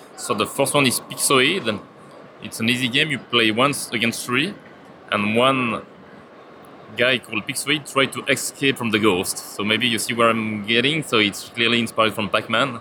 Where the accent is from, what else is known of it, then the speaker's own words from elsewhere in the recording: Switzerland; I'm coming from Switzerland